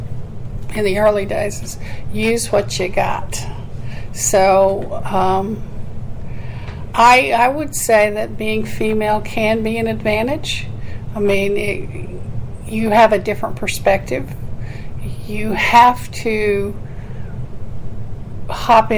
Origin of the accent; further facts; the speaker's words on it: Oklahoma, United States; moved away; I'm from Oklahoma